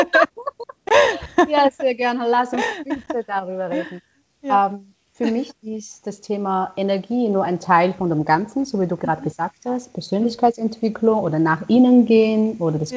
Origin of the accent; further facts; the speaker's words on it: China; German is a second language; moved away as an adult; now in Austria; für mich als Chinesin, die so weit gereist ist, um Musik hier zu studieren